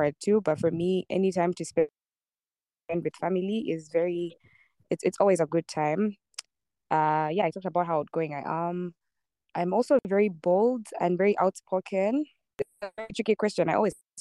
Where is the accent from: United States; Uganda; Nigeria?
Uganda; Born and raised in Uganda